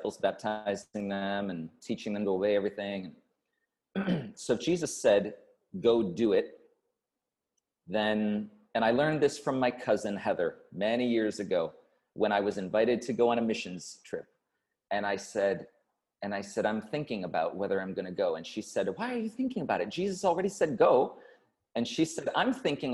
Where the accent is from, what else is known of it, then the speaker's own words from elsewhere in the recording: Syracuse, New York, United States; moved away as an adult; also born or lived in Lima, New York; now in Guam; I was born and raised in Syracuse, New York. So upstate New York.